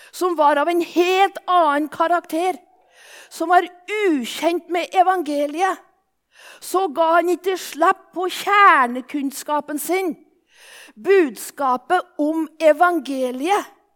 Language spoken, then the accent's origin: Norwegian; Våler, Innlandet, Norway; accent: Solør dialect (solung); now in Japan; Jeg kommer egentlig fra Våler i Solør, og derfor er dialekta solung